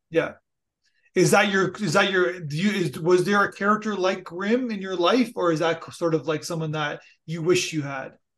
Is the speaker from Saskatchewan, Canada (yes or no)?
no; Niagara Falls, Ontario, Canada; now in Toronto, Canada; I'm from Niagara Falls and ah. live, live in Toronto